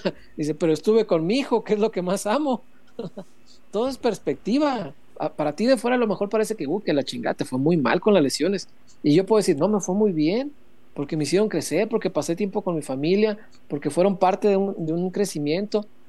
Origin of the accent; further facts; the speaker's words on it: Mexico; somos mexicanos, estamos acostumbrados a la piñata